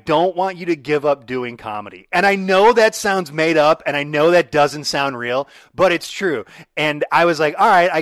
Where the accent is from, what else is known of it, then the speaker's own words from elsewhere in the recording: Allen Park, Michigan, United States; also born or lived in Trenton, Michigan; I grew up in Allen Park. I lived in Trenton